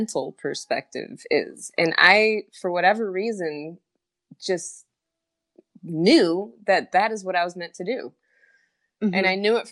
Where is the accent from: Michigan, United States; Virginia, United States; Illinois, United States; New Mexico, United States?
Illinois, United States; rural; also born or lived in Uganda / Romania; I grew up in rural Illinois